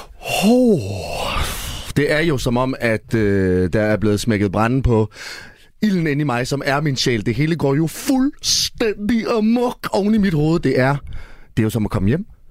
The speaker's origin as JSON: {"language": "Danish", "town": "Esbjerg", "region": "Southern Denmark", "country": "Denmark", "said": "jeg er jo fra Esbjerg"}